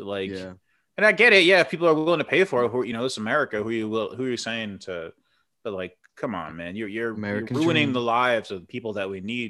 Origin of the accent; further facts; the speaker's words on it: United States; as an American and a taxpayer